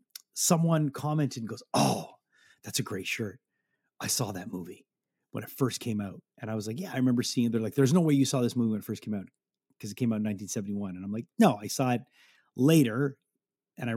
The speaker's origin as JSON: {"language": "English", "town": "Montreal", "region": "Quebec", "country": "Canada", "tie": "born or raised there", "said": "growing up in Montreal, growing up listening to rock radio"}